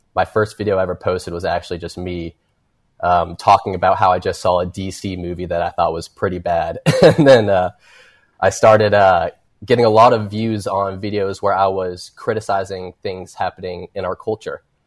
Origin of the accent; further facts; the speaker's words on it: Kentucky, United States; I'm from Kentucky